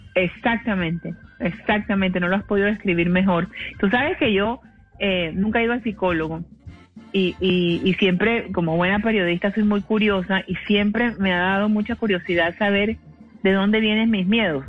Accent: Cartagena, Bolívar, Colombia; Yo soy de Cartagena

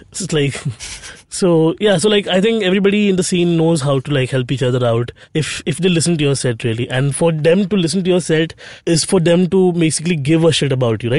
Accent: Bhayandar, Maharashtra, India; growing up in Bhayandar.

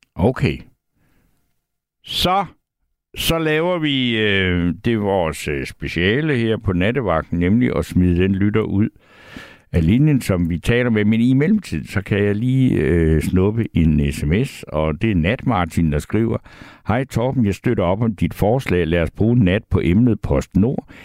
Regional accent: South Funen, Southern Denmark, Denmark; i min barndom hjemme på Sydfyn

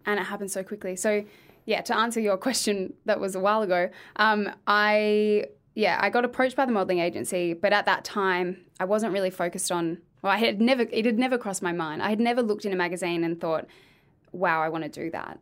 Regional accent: Adelaide, South Australia, Australia; moved away as an adult; now in Victoria, Australia; I'm from Adelaide.

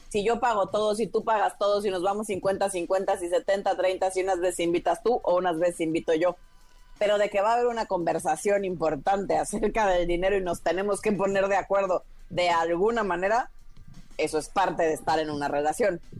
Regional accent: Villahermosa, Tabasco, Mexico; mexicana, sí. Este, nacida y crecida en México.

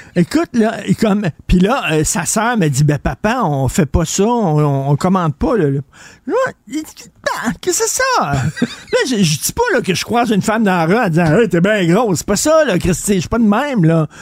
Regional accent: Montreal, Quebec, Canada; born or raised there

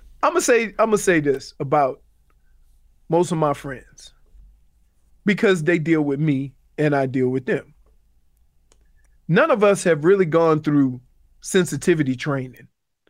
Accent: New Orleans, Louisiana, United States; moved away as an adult; also born or lived in Michigan / Cleveland; So, I'm from New Orleans.

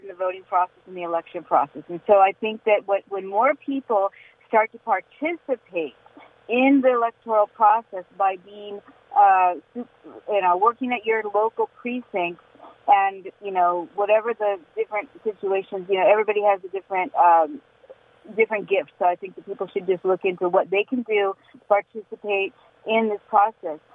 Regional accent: Newport Beach, California, United States; now in Pasadena, United States; I was born in Newport Beach. I went to Laguna Beach High School

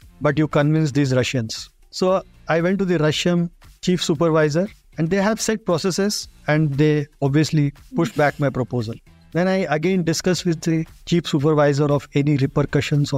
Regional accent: India; as an Indian

